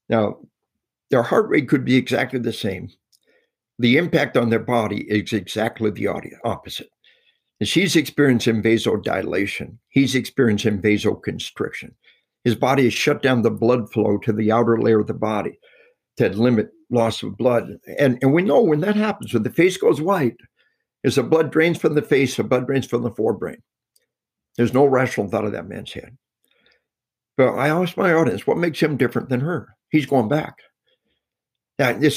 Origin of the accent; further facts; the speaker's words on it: Arkansas, United States; we are from Arkansas